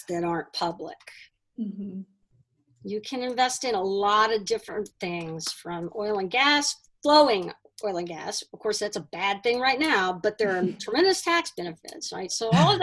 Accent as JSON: {"language": "English", "town": "Houston", "region": "Texas", "country": "United States", "tie": "born or raised there", "moved": "yes", "said": "my hometown of Houston, and I go back there now"}